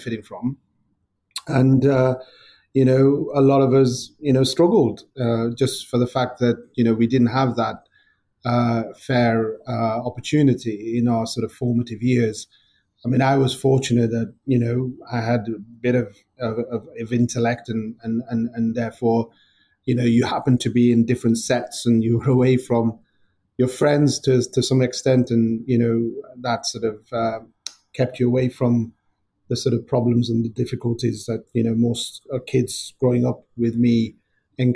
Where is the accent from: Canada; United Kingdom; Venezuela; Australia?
United Kingdom; Blackburn, North West England; growing up in Blackburn in the, born in the 70s and growing up in the 80s to first generation family coming over from India